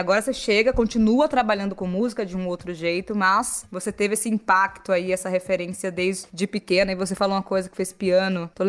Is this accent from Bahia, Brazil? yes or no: yes; Salvador, Bahia, Brazil; born there; eu nasci no Nordeste de Amaralina, em Salvador